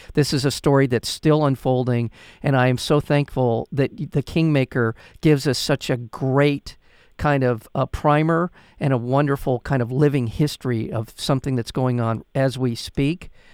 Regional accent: United States; as an American

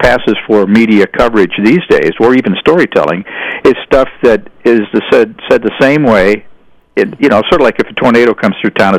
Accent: St. Louis, Missouri, United States; moved away as an adult; I grew up in St. Louis

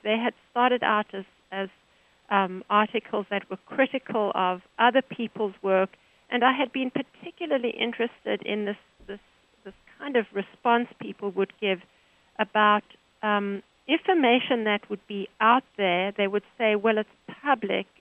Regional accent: Johannesburg, Gauteng, South Africa; now in United States; I'm from South Africa, Johannesburg

